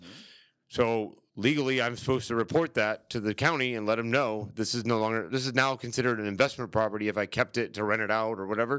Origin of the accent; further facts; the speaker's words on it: St. Petersburg, Florida, United States; moved away as an adult; now in Orlando, United States; I was born and raised in St. Pete, Tampa area